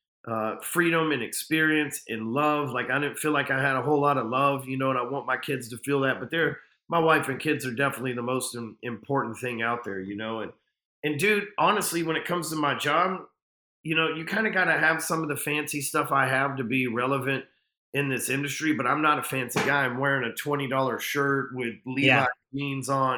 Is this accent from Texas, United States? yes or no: yes; Texas, United States; I'm a Texan.